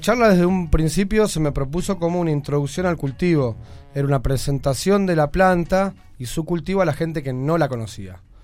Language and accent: Spanish; Buenos Aires, Argentina; nosotros somos pibes de Lugano